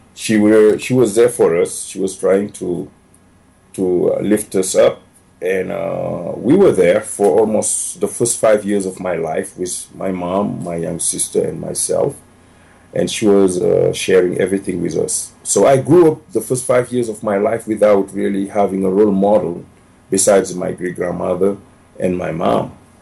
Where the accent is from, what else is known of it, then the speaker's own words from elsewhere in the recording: Dakar, Senegal; English is a second language; moved away as an adult; also born or lived in Libya; now in Denver, United States; originally, I came from Senegal, West Africa. It's a small country of 13 million people, uh, all the French colonization. I grew up uh, 30 miles from the capital, Dakar